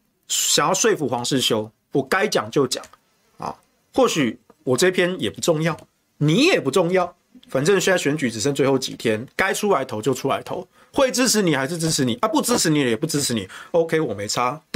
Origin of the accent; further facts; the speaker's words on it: Taichung, Taiwan; 我台东，我台中人啊啊。